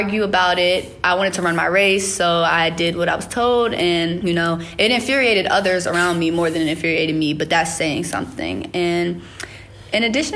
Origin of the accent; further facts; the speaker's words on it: Richmond, Virginia, United States; moved away as an adult; also born or lived in Greenbrier County, West Virginia; I have two hometowns. I was born in Greenbrier County, West Virginia, and then moved to Richmond, Virginia